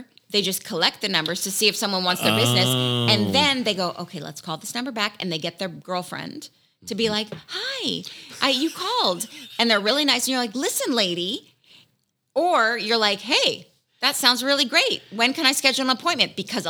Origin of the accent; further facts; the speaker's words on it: Malibu, California, United States; I was born in Malibu.